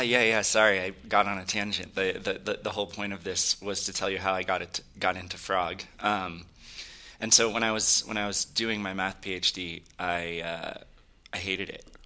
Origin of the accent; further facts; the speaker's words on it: Silicon Valley, California, United States; I grew up in California, uh, actually in Silicon Valley.